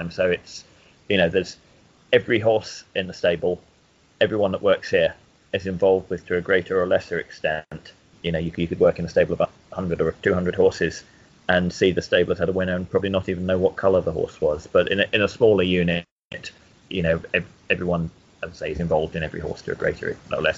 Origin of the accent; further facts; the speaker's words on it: Lilliesleaf, Scotland, United Kingdom; also born or lived in Hawick, Scotland; now in Newmarket, United Kingdom; Well, I was born in Hoyt and grew up near Lilliesleaf, about 7 miles away, between the villages of Lilliesleaf and Denham.